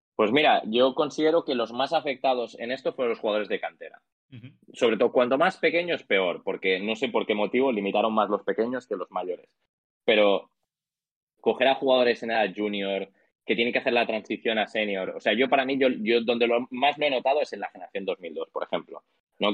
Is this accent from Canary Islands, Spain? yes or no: no; Mallorca, Balearic Islands, Spain; yo soy de Mallorca, que al final es una isla pequeñita